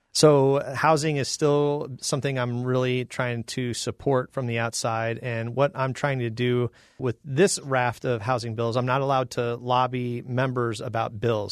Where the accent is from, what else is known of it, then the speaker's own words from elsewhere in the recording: Phoenix, Arizona, United States; also born or lived in Illinois / Georgia; I'm from Illinois, but I grew up in North Phoenix since I was five.